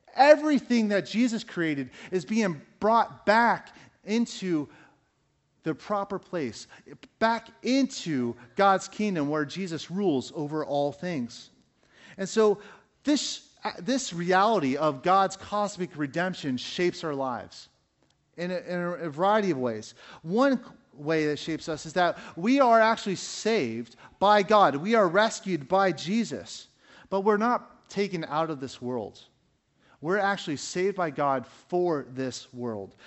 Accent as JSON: {"language": "English", "country": "United States", "said": "we as American Christians"}